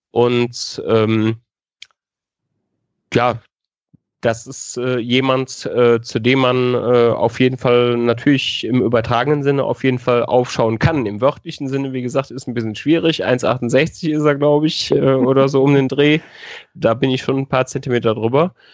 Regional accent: North Rhine-Westphalia, Germany; now in Munich, Germany; Also ich komme aus der Nähe von Köln, das äh, hast du richtig in Erinnerung. Ähm, und ich werde nicht in die Heimat äh, zurückgehen. Ich werde in äh, München bleiben.

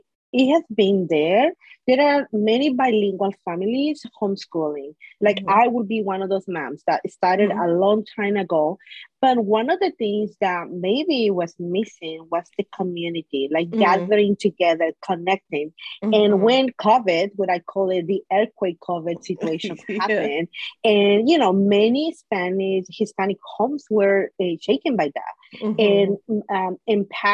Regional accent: Guatemala; now in Washington, D.C., United States; I am originally from Guatemala, married to my husband from Bolivia

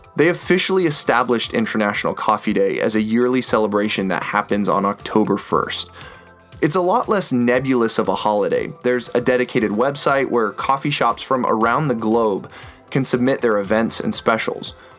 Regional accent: Boise, Idaho, United States; In my hometown, Boise, Idaho

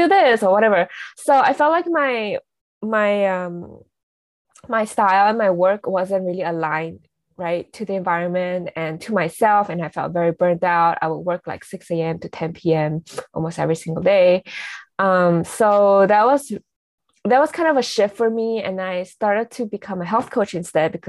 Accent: Singapore; moved away as an adult; now in Los Angeles, United States; I'm also Singaporean.

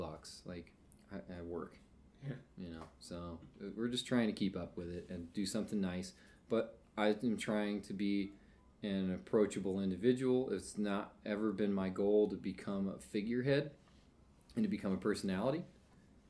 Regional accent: Kentucky, United States; now in Lancaster, United States; I'm from Kentucky

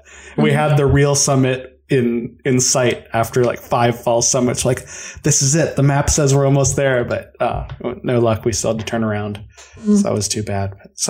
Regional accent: Colorado, United States; moved away; I'm from Colorado originally

